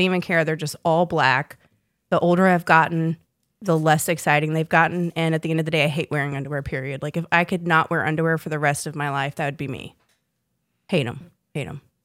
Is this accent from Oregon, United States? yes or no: no; South Boston, Virginia, United States; also born or lived in South Florida / North Carolina; we moved there when I was in fourth grade